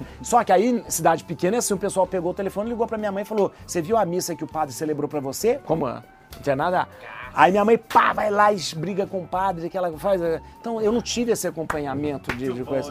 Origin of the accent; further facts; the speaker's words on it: interior of Minas Gerais, Brazil; Eu sou de uma cidade do interior de Minas, né?